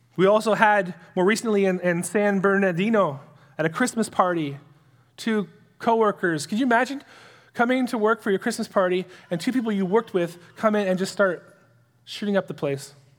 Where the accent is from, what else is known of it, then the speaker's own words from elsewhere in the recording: Canada; as a Canadian citizen